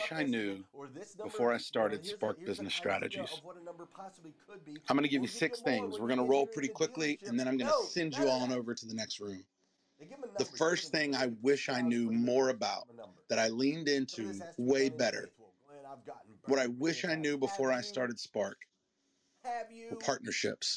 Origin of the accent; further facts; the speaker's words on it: the South, United States; I'm from the South